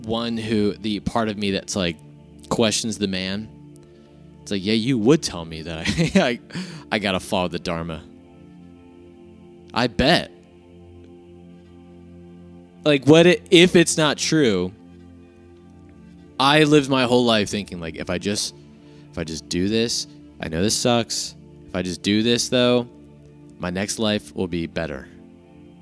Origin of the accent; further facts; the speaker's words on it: New Jersey, United States; I was born in New Jersey